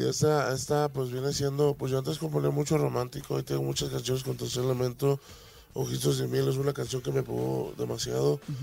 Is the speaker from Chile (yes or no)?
no; Tomatlán, Jalisco, Mexico; moved away; also born or lived in United States